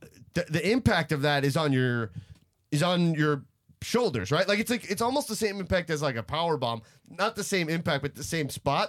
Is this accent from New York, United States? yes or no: yes; Long Island, New York, United States; hey, I'm also from Long Island.